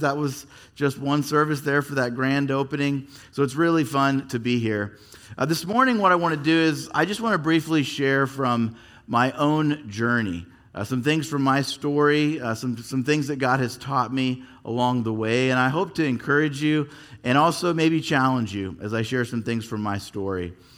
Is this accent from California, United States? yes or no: yes; Yorba Linda, California, United States; also born or lived in Fullerton / Anaheim; I actually grew up here in Southern California. I was born in Fullerton, And then, uh, we lived in Anaheim till I was eight. When I was eight, we made the, the big drive up the hill to Yorba Linda.